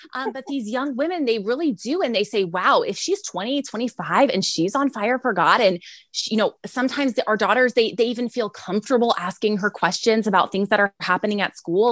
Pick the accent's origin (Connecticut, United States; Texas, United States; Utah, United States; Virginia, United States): Texas, United States; San Antonio; We're from San Antonio, Texas. So I am in San Antonio, Texas